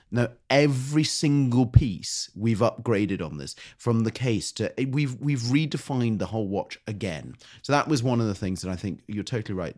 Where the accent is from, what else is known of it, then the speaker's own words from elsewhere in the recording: United Kingdom; also born or lived in United States (born); I am British